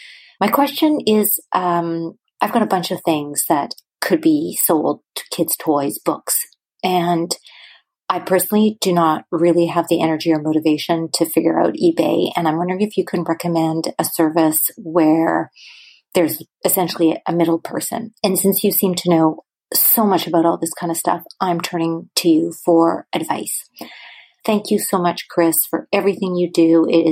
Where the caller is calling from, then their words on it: Vancouver, British Columbia, Canada; I'm calling from Vancouver, Canada.